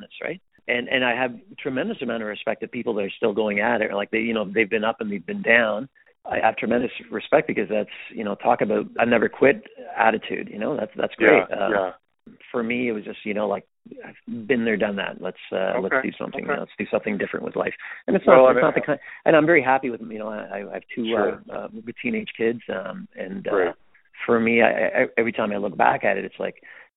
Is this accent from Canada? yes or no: yes; Ottawa, Ontario, Canada; we're originally from Ottawa